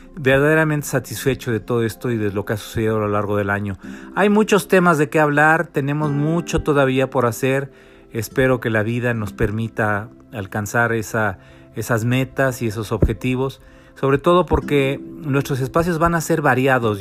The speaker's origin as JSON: {"language": "Spanish", "country": "Mexico", "said": "los mexicanos"}